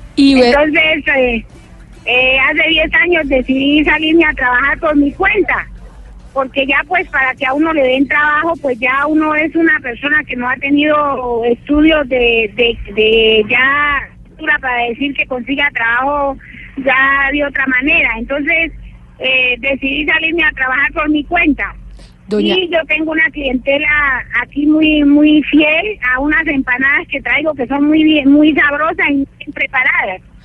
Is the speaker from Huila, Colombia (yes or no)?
no; Cali, Valle del Cauca, Colombia; moved away; yo llevo 30 años aquí, pero yo no soy de acá. Yo, yo trabajo para conseguir un pasaje precisamente de pronto para irme ya para mi tierra, que es Cali